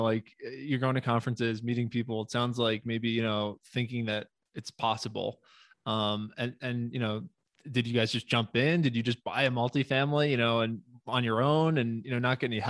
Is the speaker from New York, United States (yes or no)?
yes; New York, United States; moved away; I'm from New York originally